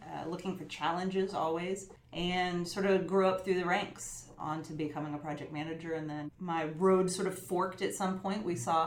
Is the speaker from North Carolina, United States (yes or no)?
yes; Fayetteville, North Carolina, United States; moved away as an adult; also born or lived in Colorado / Dublin / Boston; I grew up in North Carolina, a town called Fayetteville, which is a military-based